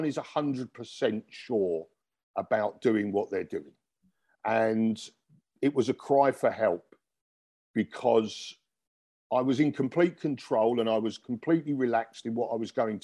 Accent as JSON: {"language": "English", "region": "London", "country": "United Kingdom", "moved": "yes", "lives_now": "Dubai, United Arab Emirates", "said": "he came from where I came from in London"}